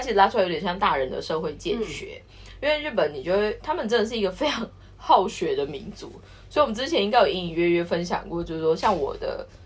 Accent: Taiwan; now in Japan; 我们台湾人

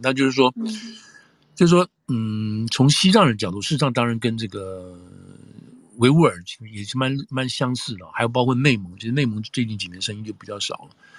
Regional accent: Taiwan; now in United States; 我的背景是台湾来的

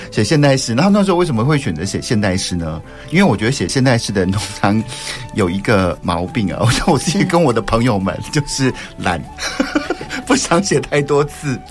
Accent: Wufeng, Taichung, Taiwan; 也是算是我的故乡啦，因为我，呃，我妈妈就是雾峰人，那所以从小的童年呢，常常都在雾峰长大的

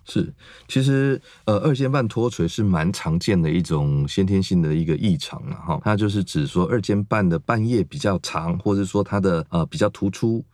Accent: Taiwan; 我们台湾

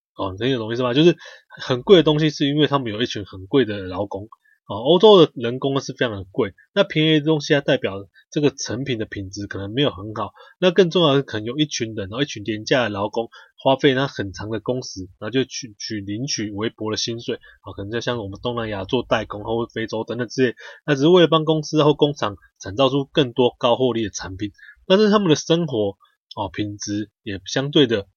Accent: Taiwan; 我们台湾人的奴性就是很强

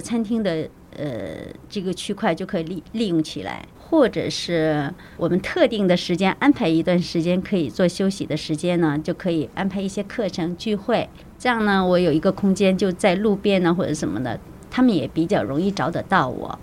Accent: Shenyang, Liaoning, China; moved away as an adult; also born or lived in Liujiao, Chiayi, Taiwan; now in Puzi, Taiwan; 我来自于，呃，中国辽宁沈阳

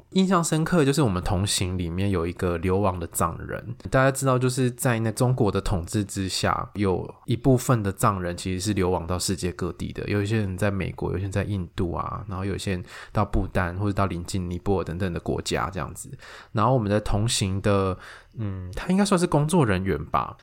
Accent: Taiwan; 我们台湾这边

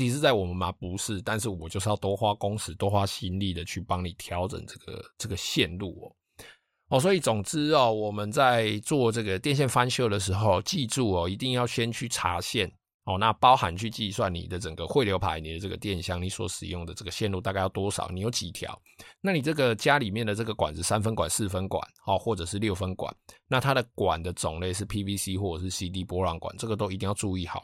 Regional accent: Taiwan; 我们台湾人嘛，哦，就是以懒惰、贪方便、贪图方便出名的

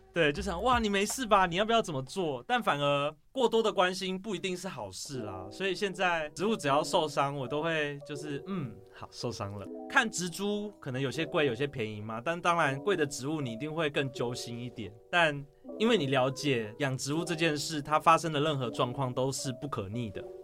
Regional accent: Taoyuan, Taiwan; moved away as an adult; also born or lived in Zhushan, Nantou; 因为我是桃园人，所以我就搬到自己 下乡，就是到南投那边去学习租公益

